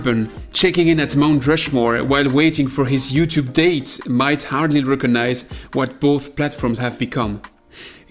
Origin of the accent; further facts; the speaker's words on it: France; accent: French; English is a second language; me and my French accent